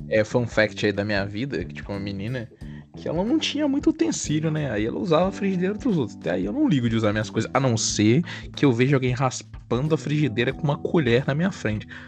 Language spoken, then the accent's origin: Portuguese; Guarani, Minas Gerais, Brazil; moved away as an adult; now in Juiz de Fora, Brazil; Eu sou de Guarani e moro de Fora por causa da faculdade